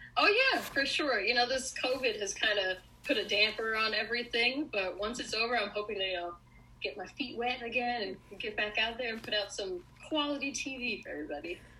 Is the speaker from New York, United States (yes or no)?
yes; New York, United States; now in Los Angeles, United States; I'm originally from New York